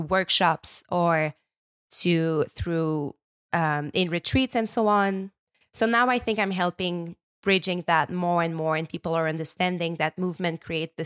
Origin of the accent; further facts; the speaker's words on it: small town in Quebec, Canada; accent: French Canadian; English is a second language; also born or lived in Montreal; now in Quebec, Canada; I'm a French Canadian. I was based in Montreal for the past 15 years, but I just bought a house up north. I am from nature. I'm from a very small town in Quebec. I grew up by the water